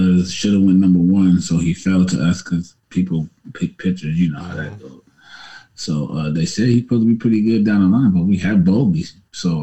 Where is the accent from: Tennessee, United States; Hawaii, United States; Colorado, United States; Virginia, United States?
Virginia, United States; I'm from Virginia